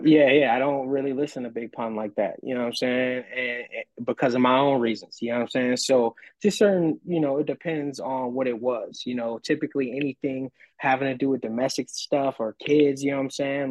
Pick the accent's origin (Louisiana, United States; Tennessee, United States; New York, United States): Louisiana, United States; New Orleans; now in San Antonio, United States; I'm from New Orleans